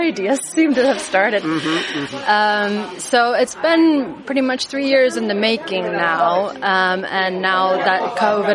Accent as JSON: {"language": "English", "country": "United States", "moved": "yes", "lives_now": "Athens, Greece", "said": "I'm from the United States, and my company here that I'm starting is called the Greek Gut"}